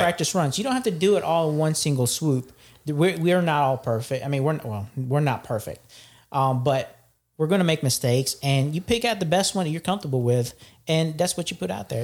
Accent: Philippines; I'm from the Philippines

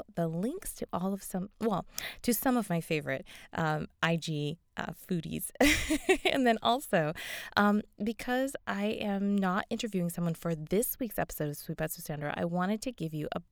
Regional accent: Las Vegas, Nevada, United States; I'm from Vegas.

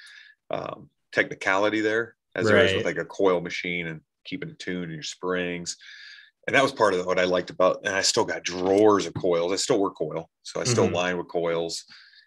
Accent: Columbus, United States; born or raised there; moved away

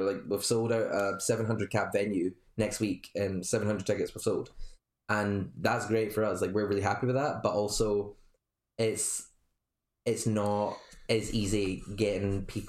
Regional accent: Scotland, United Kingdom; People have actually said, are you American? Like, thinking I'm from somewhere over there. I'm like, no. My accent just doesn't sound Scottish.

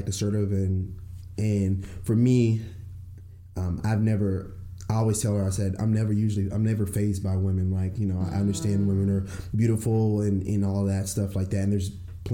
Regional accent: Fort Worth, Texas, United States; I'm from Fort Worth

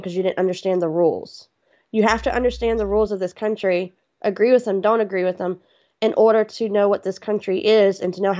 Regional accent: Houston, Texas, United States; I'm a Southern girl. I'm from Texas

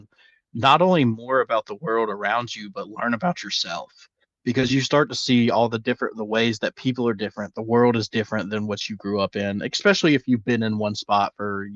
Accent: the South, United States; accent: southern; my southern accent

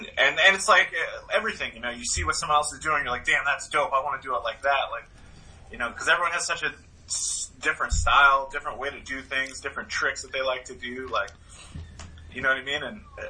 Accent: Stow, Massachusetts, United States; from Stowe, Massachusetts.

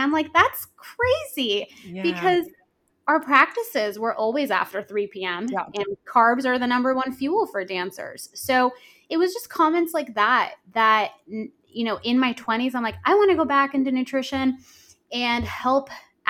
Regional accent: San Jose, California, United States; also born or lived in Los Angeles, California; I grew up dancing in San Jose, California in a studio

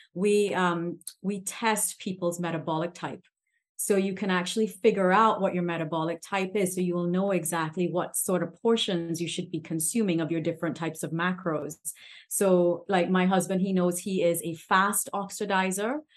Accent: Trinidad & Tobago; I'm from the Caribbean

